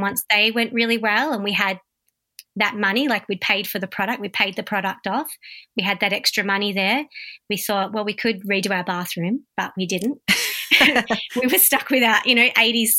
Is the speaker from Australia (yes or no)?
yes; Warragul, Victoria, Australia; also born or lived in Melbourne; I was born in Warragul, raised in Warragul